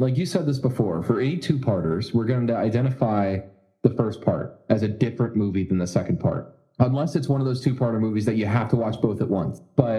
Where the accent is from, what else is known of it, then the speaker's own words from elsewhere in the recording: Florida, United States; I grew up in Florida